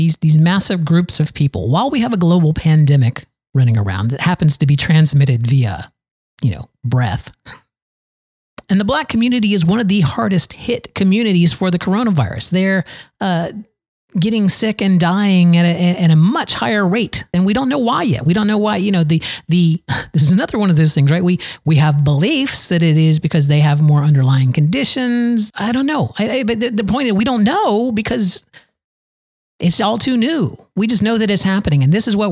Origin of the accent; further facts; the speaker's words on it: Valrico, Florida, United States; here in my hometown of Valrigo, Florida, right on the outskirts of Tampa